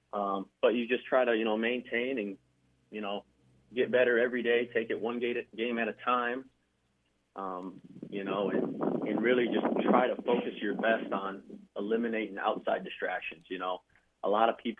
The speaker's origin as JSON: {"language": "English", "town": "Crown Point", "region": "Indiana", "country": "United States", "tie": "born or raised there", "said": "From Crown Point, Indiana, I'm someone who's very proud of where I've come from, my hometown"}